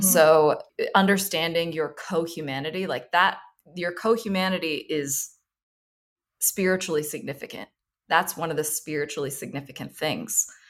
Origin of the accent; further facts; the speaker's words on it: Thailand; moved away; I grew up in Thailand